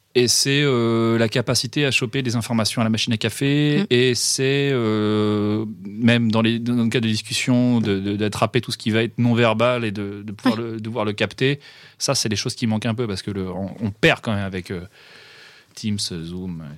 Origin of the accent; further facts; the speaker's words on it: Rennes, Brittany, France; je suis un pur produit de Bretagne et je suis un pur produit de Rennes. J'ai fait euh, toute ma scolarité depuis euh, la maternelle